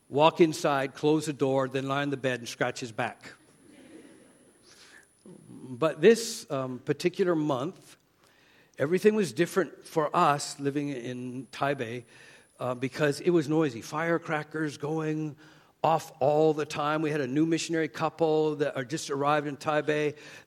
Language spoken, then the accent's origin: English; Canada; accent: Canadian; moved away; my Canadian accent